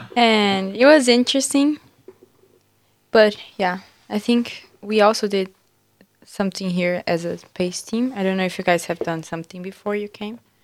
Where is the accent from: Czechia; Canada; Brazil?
Brazil; moved away; I, I'm from Brazil